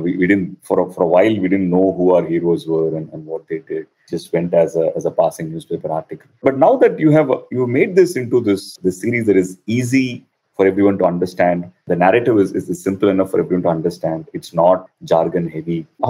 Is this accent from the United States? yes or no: no; Chennai, Tamil Nadu, India; Because I remember when I was in school, growing up in Chennai, there was a series called Paramvir Chakra